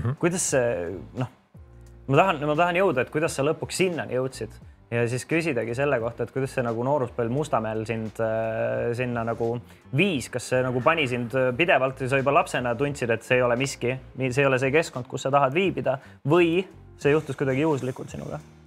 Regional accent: Tallinn, Harju County, Estonia; ma elasin ka seal, kasvasin ülesse

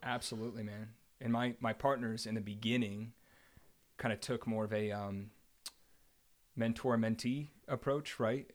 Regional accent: New Jersey, United States; I grew up in New Jersey.

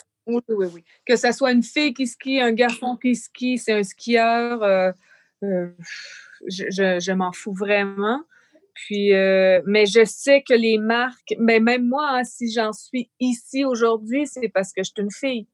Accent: Canada; now in France; je suis canadienne

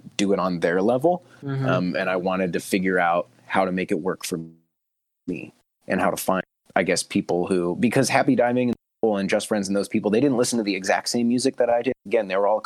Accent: Fresno, California, United States; my hometown

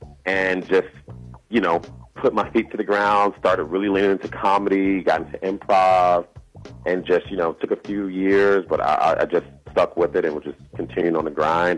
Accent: Chicago, Illinois, United States; moved away as an adult; now in Los Angeles, United States; I'm from Chicago, born and raised.

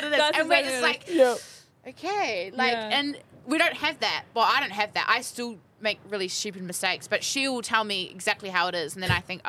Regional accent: Whangarei, Northland, New Zealand; moved away; I love Whangarei. I think it's a really cool place, and I love all my family are there. And there's definitely some cool parts about growing up there, but you definitely want to get out as quick as you can.

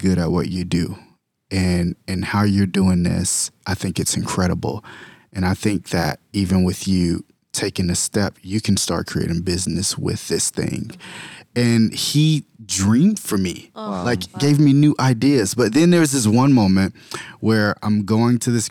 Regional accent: Florida, United States; I'm from Florida

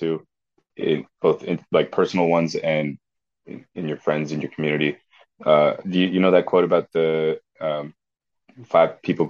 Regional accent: Tenafly, New Jersey, United States; growing up in Tenafly

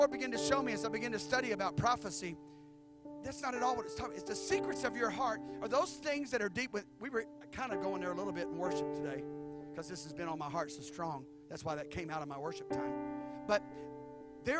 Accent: Memphis, Tennessee, United States; Memphis, my hometown

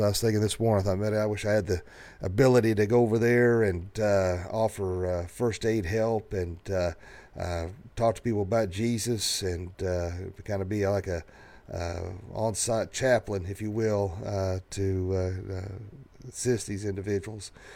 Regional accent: the South, United States; growing up in the South

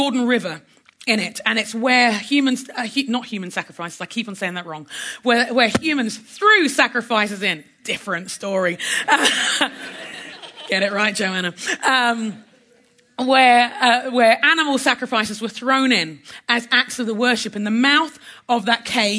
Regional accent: London, United Kingdom; now in United States; My heritage, I'm Nigerian by heritage. I'm a Londoner by birth. I live in America by passport

